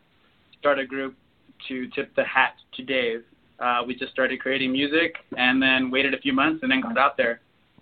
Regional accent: Brewster, New York, United States; I'm from Brewster, New York, which is Putnam County, 50 miles straight up the Hudson, New York City.

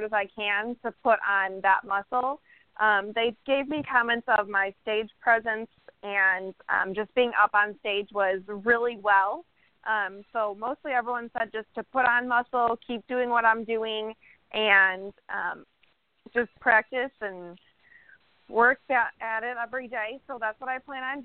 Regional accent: Chicago, Illinois, United States; moved away as an adult; now in Florida, United States; I'm originally from Chicago

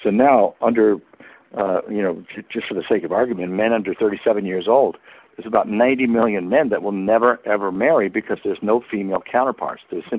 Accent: United States; moved away as an adult; I'm a Westerner. I'm from the United States. I'm an expat.

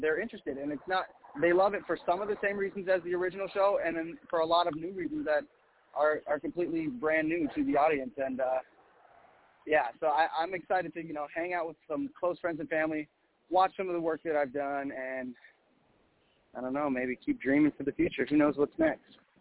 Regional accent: Minneapolis, Minnesota, United States; moved away as an adult; now in Los Angeles, United States; I'm originally from Minneapolis, Minnesota

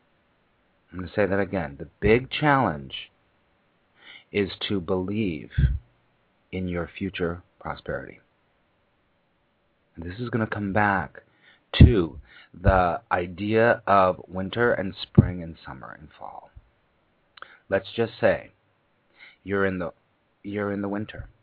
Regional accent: Los Angeles, California, United States; now in New York, United States; I moved to New York, because I grew up in Los Angeles

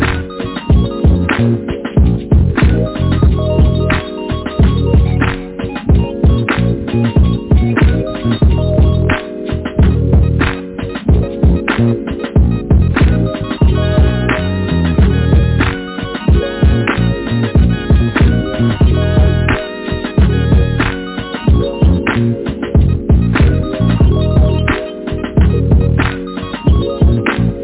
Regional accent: United States; We from America.

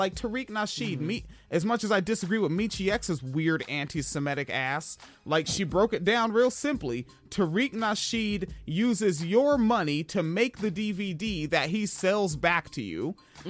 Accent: West Coast, United States; Like, especially growing up on the West Coast

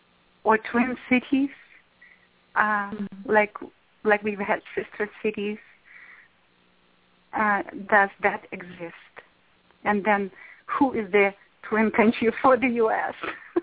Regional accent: Russia; now in Los Angeles, United States; And I come from Russia.

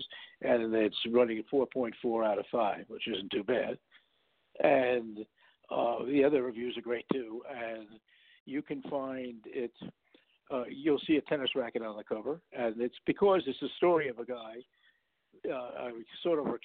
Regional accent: New York, United States; also born or lived in Los Angeles; now in Nashville, United States; I grew up in New York, and I went to Hollywood when I was very young

